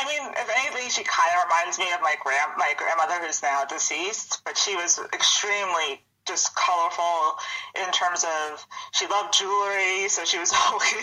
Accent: New York, United States; accent: Long Island; I'm from Long Island. I grew up on Long Island.

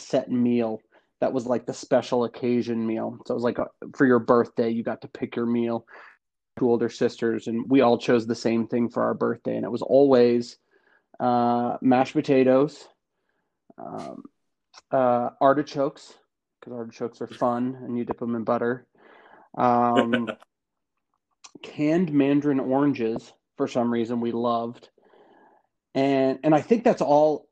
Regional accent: Boulder, Colorado, United States; moved away as an adult; also born or lived in Los Angeles; I grew up in Boulder, Colorado

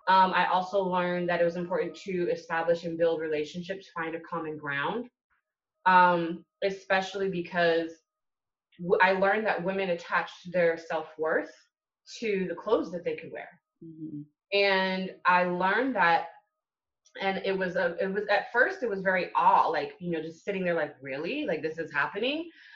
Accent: California, United States; also born or lived in Hawaii / Japan / England; now in Atlanta, United States; I claim California. I was born there. I graduated high school from there and college. But I literally have grown up in Hawaii, Japan, England, and now I'm here in Atlanta.

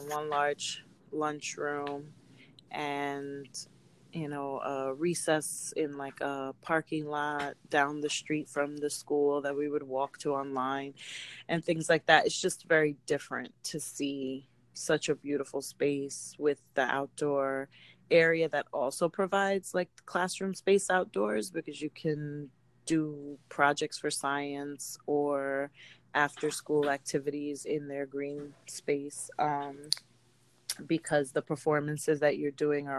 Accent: New York City, New York, United States; I grew up in Queens.

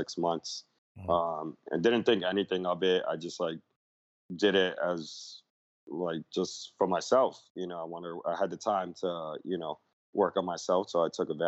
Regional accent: New York City, New York, United States; I grew up in the Lower East Side, 80s, 90s, when it was a very drug infested neighborhood

